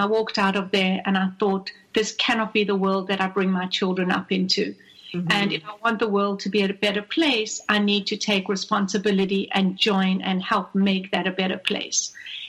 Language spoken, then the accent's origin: English; South Africa; now in Atlanta, United States; So I was born and raised in South Africa.